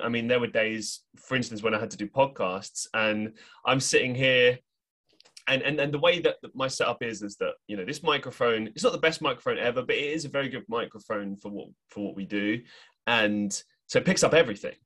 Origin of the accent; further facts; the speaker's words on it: London, United Kingdom; moved away as an adult; when I moved to go to university, I at least went somewhere that was away from London